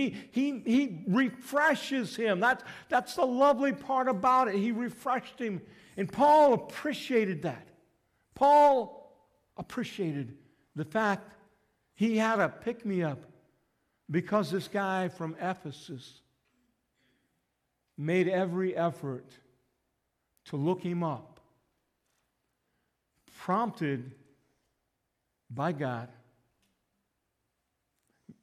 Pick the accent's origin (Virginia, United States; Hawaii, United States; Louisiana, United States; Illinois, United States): Illinois, United States; Litchfield; I grew up in Litchfield